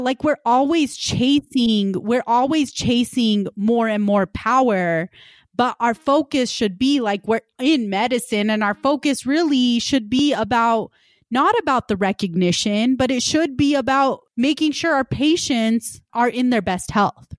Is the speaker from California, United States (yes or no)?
no; West Valley City, Utah, United States; also born or lived in Punjab / Salt Lake City, Utah; I immigrated from Punjab, when I was three years old and grew up in West Valley